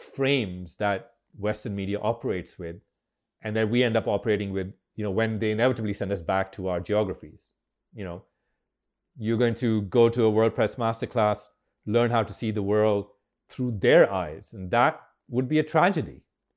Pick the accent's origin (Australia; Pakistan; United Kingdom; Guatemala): Pakistan; And the irony is, of course, that I'm more American than Pakistani.